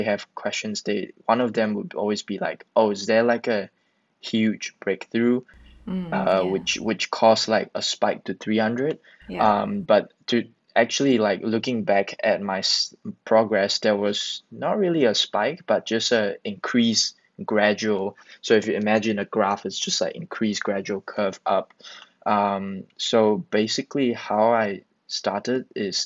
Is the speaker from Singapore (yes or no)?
yes; Singapore; also born or lived in Malaysia; I was born in Malaysia, but yeah, raised in Singapore